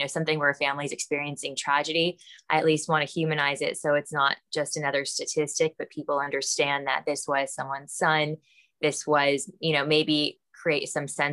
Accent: Los Angeles, California, United States; also born or lived in Calabasas; I am from the Valley. I'm a Valley girl. Calabasas, Woodland Hills, grew up all in that area

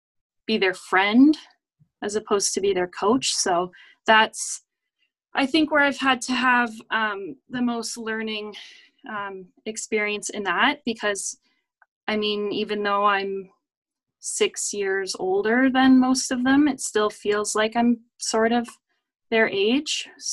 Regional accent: Canada; Canada, obviously hockey is our go-to sport.

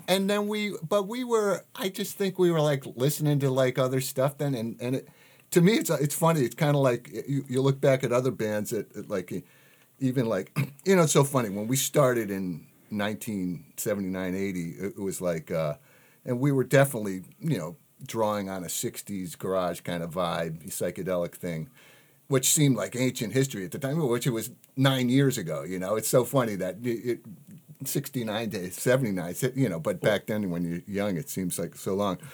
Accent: Wilton, Connecticut, United States; moved away as an adult; also born or lived in Virginia / Boston; Jerry and I are both from Connecticut, down towards the city

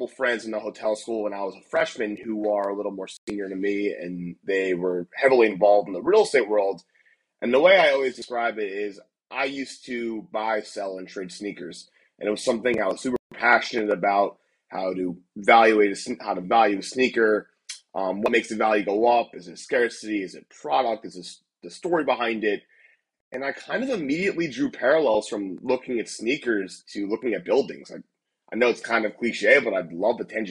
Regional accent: Millbrook, New Jersey, United States; moved away as an adult; also born or lived in Ithaca, New York; now in San Francisco, United States; I'm originally from Millbrook, New Jersey, about 30 minutes outside of New York City.

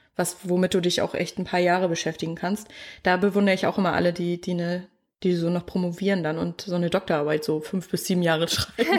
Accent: Mecklenburg-Vorpommern, Germany; moved away; ich komme ja aus dem Dorf, ich glaube, das hat nur 100 Einwohner

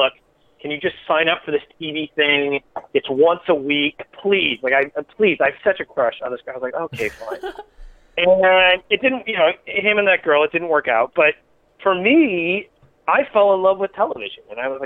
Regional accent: Ann Arbor, Michigan, United States; moved away; I'm from Michigan, from Ann Arbor

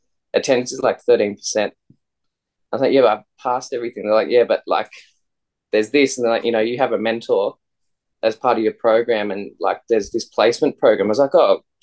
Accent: Campbelltown, New South Wales, Australia; I grew up in Campbelltown, southwest Sydney.

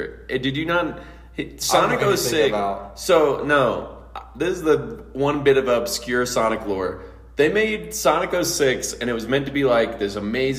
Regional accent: northern Kentucky, United States; moved away; I'm from the upper part of Kentucky.

